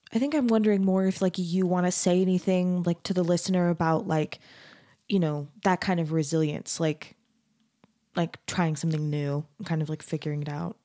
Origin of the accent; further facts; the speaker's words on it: Mesa, Arizona, United States; moved away; I grew up in Mesa, Arizona, which is also super Mormon